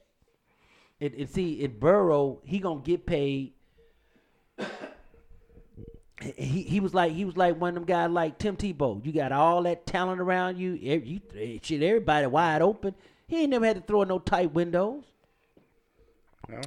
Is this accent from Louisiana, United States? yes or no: yes; Louisiana, United States; I'm from Louisiana.